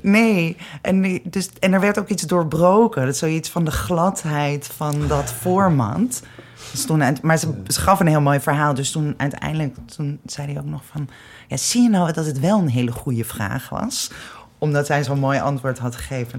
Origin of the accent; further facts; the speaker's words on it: Amsterdam, North Holland, Netherlands; ik ben zelf ook geboren in de Wolvenstraat, in de Negen Straatjes